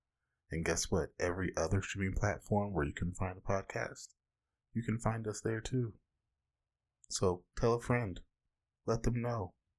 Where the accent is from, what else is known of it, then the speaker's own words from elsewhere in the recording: Orange County, Southern California, United States; I'm an asexual novelist, researcher, and bona fide comic book fanatic from the whitest part of Southern California.